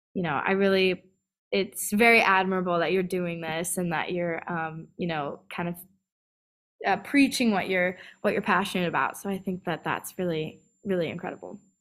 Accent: California, United States; also born or lived in San Diego / Rancho Cucamonga / North Carolina; I was born in San Diego, then I moved to, um, Rancho Cucamonga, which is kind of a, uh, inland part of L A, and then I moved to North Carolina, um, for about five years, and then I moved back to California

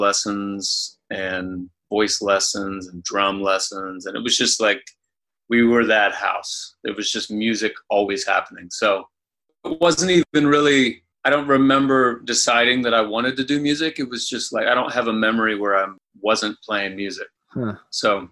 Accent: Anderson, Indiana, United States; I grew up in Indiana, in Anderson

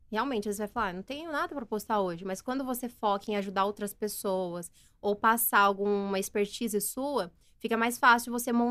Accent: Americana, São Paulo, Brazil; moved away as an adult; also born or lived in Sumaré; now in Nova Odessa, Brazil; Eu sou de Americana. Nasci em Americana, uhum. cresci em Americana. E aí depois eu, quando eu comecei no Instagram há seis anos e eu mudei para Sumaré.

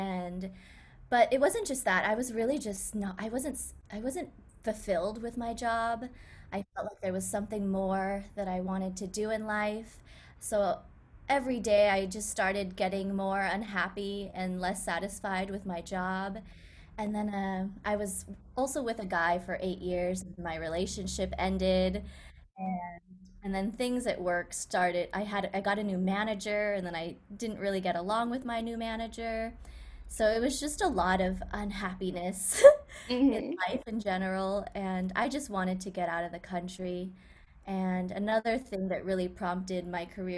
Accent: Silicon Valley, California, United States; I grew up in Silicon Valley

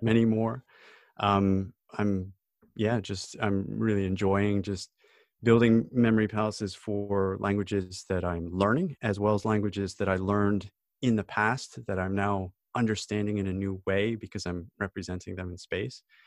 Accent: United States; now in United Kingdom; I'm an American citizen

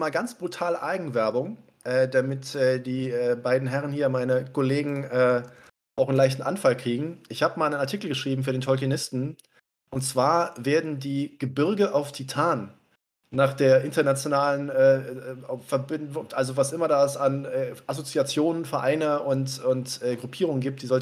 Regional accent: Cologne, North Rhine-Westphalia, Germany; ich bin natürlich als äh, gebürtiger Kölner

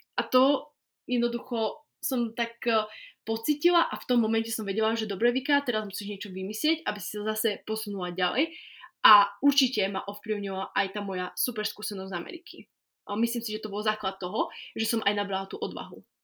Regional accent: Slovakia; ja som to celé odštudovala z malej dediny, odkiaľ ja pochádzam, takže zo Slovenska

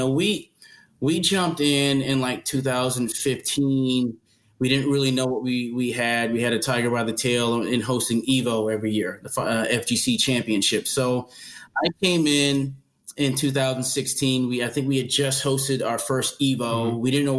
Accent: New Haven, Connecticut, United States; But I was born in New Haven, Connecticut, mm-hmm. and my parents are from – my mom is from – the family is from the Northeast, Connecticut, New York, New Jersey, by way of Bermuda.

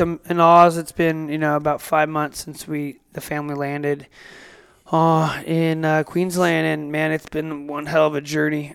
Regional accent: United States; now in Australia; I'm an American living in Australia

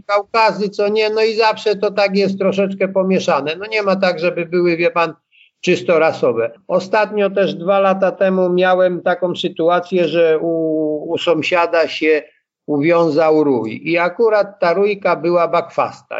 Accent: Blachownia, Silesian Voivodeship, Poland; born or raised there

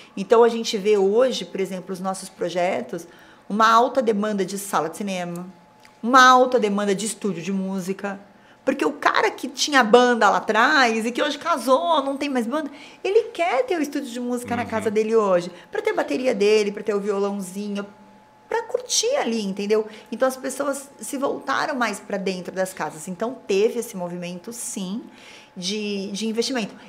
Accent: Amparo, São Paulo, Brazil; also born or lived in Campinas; eu sou de Amparo

